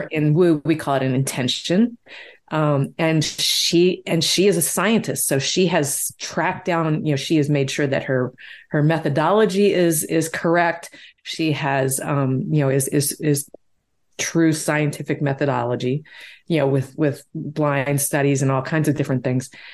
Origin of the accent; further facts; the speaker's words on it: Deep South, United States; I grew up in the Deep South.